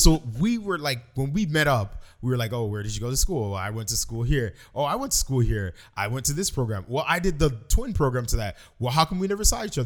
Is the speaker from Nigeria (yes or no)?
no; Toronto, Ontario, Canada; also born or lived in Malton; I grew up in Toronto in the late 80s, early 90s, and then we moved to Malton